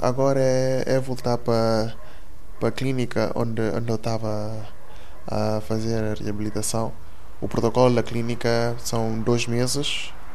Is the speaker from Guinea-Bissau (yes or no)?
yes; Guinea-Bissau; moved away as an adult; now in Portugal; nasci na Guiné-Bissau. Uh, eh, cheguei cá com 18 anos.